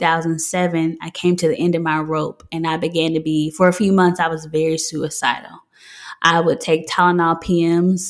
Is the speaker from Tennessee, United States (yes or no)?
yes; Memphis, Tennessee, United States; I'm from Memphis, Tennessee.